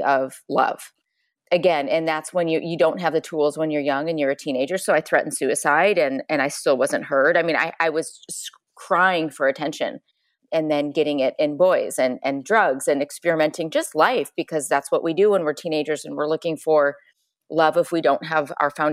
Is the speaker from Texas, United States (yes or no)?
no; Chicago, Illinois, United States; I grew up in Chicago, small farm town, two brothers, athlete